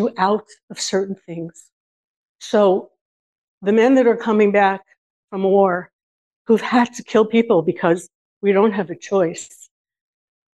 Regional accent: California, United States; now in Israel; I grew up in California in the 70s

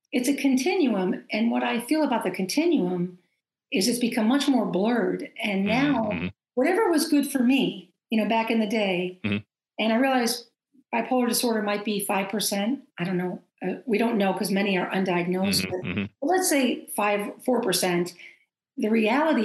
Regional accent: Maine, United States; moved away; I was coming home to Maine. I'm from Maine.

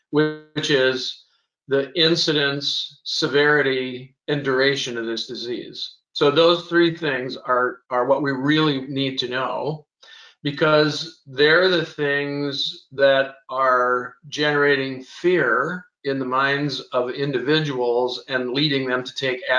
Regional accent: Scotland, United Kingdom; I'm a Scotsman. I like a good good debate, uh, so I decided to become an economist having grown up in a farm

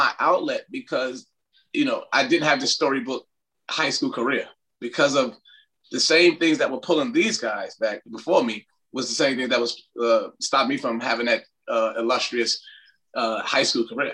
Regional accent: New York City, New York, United States; moved away as an adult; also born or lived in Ventura, California / Missouri; now in Texas, United States; Growing up in the 80s and 90s in New York City

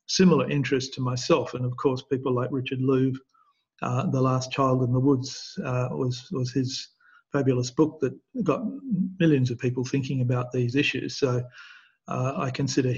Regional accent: Perth, Western Australia, Australia; I grew up in Perth in Western Australia

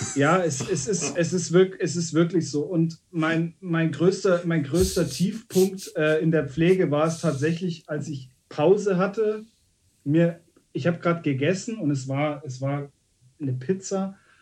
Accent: Munich, Bavaria, Germany; ich als, als gebürtiger Münchner

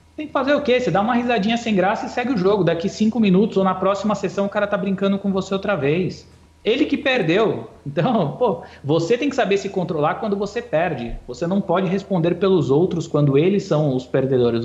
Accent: Ferraz de Vasconcelos, São Paulo, Brazil; eu venho de Ferraz, Ferraz, fundão da Zona Leste de São Paulo, não tem poker lá.

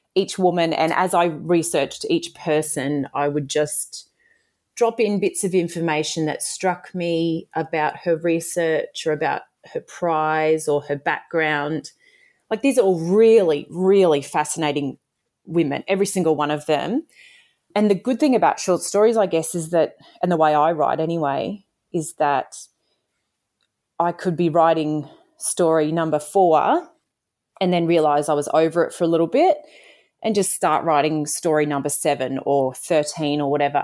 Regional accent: Toowoomba, Queensland, Australia; I grew up in Toowoomba

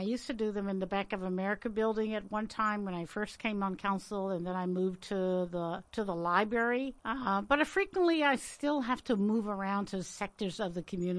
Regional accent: Richmond, Virginia, United States; My hometown as well, Holland Park.

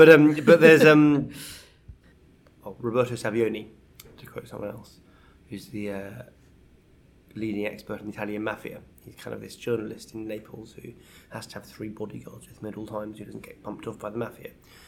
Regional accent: Scotland, United Kingdom; not that you'd guess, but I'm Scottish.

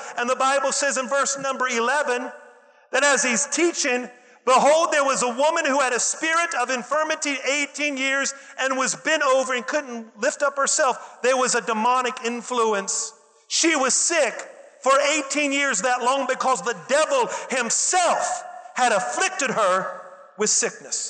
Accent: West Virginia, United States; I'm from West Virginia, and everybody in West Virginia knows everything

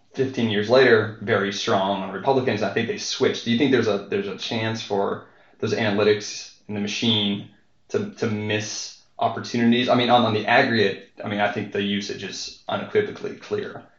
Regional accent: Western Pennsylvania, United States; I'm from Western Pennsylvania

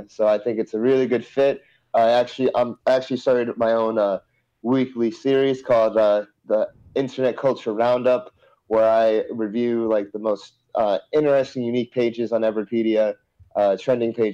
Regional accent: Montville, New Jersey, United States; moved away as an adult; now in Los Angeles, United States; from Montville, originally

